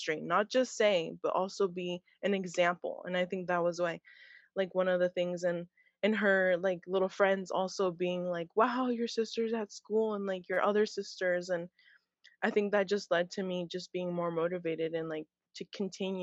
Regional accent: Hayward, California, United States; also born or lived in San Mateo, California; growing up in Hayward

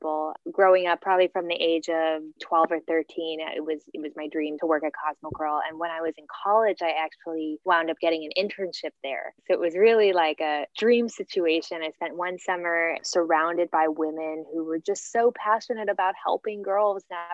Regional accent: Guam; also born or lived in San Francisco, California, United States; I was born in San Francisco, but then grew up on the island of Guam, which is a U.S. Pacific Island territory.

